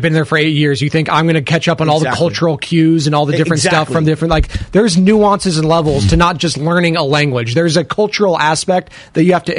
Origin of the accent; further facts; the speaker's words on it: United States; I love my country. I love being American